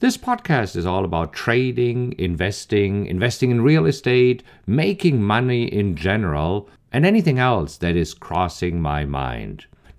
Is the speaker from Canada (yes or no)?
no; Germany; moved away as an adult; now in United States; how I came from Germany to the US, how I came with only a few thousand dollars in my pocket